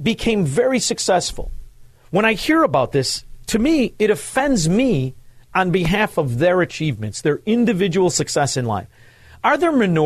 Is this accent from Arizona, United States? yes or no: no; Chicago, Illinois, United States; I went to high school growing up in Chicagoland